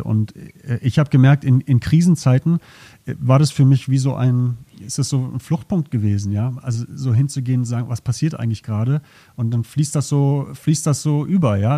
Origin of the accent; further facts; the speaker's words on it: Berlin, Germany; moved away as an adult; now in Zürich, Switzerland; ich bin in Berlin aufgewachsen